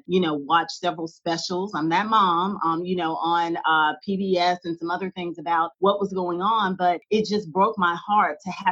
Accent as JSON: {"language": "English", "town": "Greensboro", "region": "North Carolina", "country": "United States", "tie": "born or raised there", "said": "I too am from Greensboro and this is my hometown"}